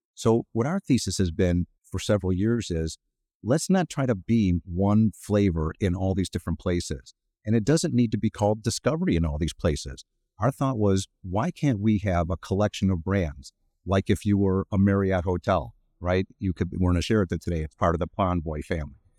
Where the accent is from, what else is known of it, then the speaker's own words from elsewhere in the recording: Cleveland, Ohio, United States; moved away as an adult; now in Chicago, United States; I'm from Cleveland originally